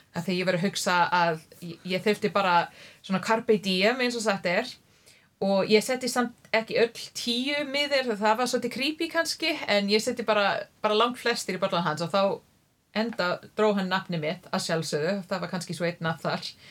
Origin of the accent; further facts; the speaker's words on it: near Ottawa, Ontario, Canada; Icelandic is a second language; moved away as an adult; also born or lived in Toronto, Canada; now in Iceland; Ég er alveg upp í dreifbili í höfuborgarsvæðinu, mm -hmm. Eh, nálagt Ottawa